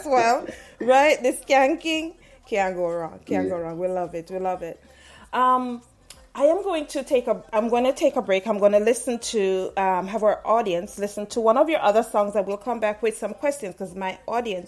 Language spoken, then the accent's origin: English; Saint Mary, Jamaica; I am from St. Mary. Mm-hmm. I was born in St. Mary